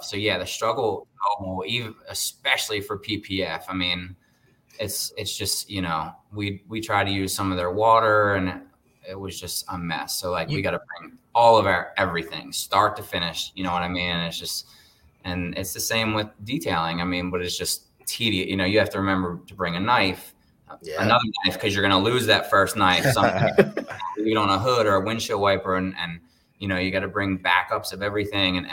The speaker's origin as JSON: {"language": "English", "town": "Baltimore", "region": "Maryland", "country": "United States", "tie": "born or raised there", "moved": "yes", "lives_now": "Las Vegas, United States", "said": "I'm originally from the East Coast, grew up in Baltimore"}